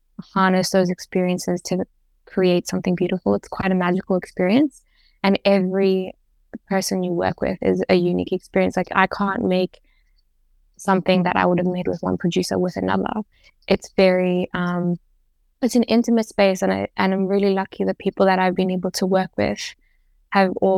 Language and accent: English; Zambia; growing up in Zambia